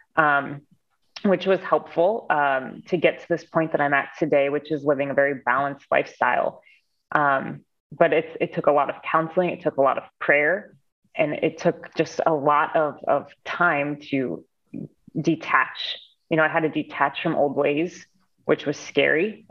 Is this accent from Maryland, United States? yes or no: no; Cleveland, Ohio, United States; I'm from Cleveland, Ohio